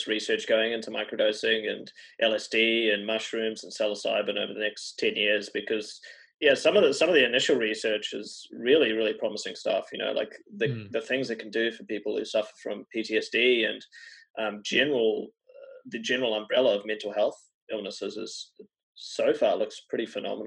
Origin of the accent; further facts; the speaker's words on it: New Zealand; So I'm from New Zealand